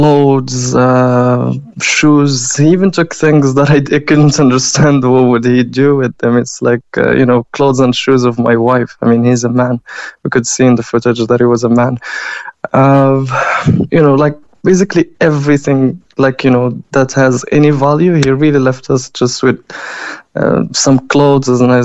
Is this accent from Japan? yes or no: no; Morocco; also born or lived in Kyiv, Ukraine; now in Ireland; I'm originally from Morocco